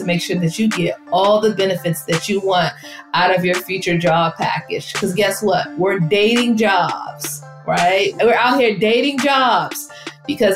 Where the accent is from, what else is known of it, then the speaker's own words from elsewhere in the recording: Washington, District of Columbia, United States; I am from the Washington, D.C. area